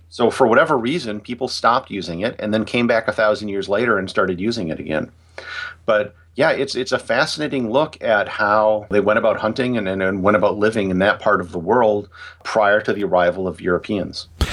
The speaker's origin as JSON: {"language": "English", "country": "United States", "said": "as an American"}